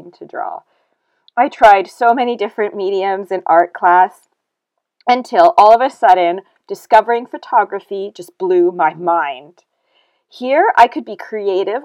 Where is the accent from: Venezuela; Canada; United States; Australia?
Canada; moved away as an adult; now in United Kingdom; I was born and raised in Canada